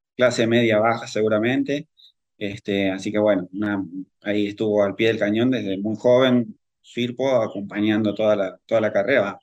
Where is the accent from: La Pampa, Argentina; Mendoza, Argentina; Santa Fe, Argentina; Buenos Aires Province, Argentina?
Buenos Aires Province, Argentina; El Palomar; yo soy del Gran Buenos Aires, del Palomar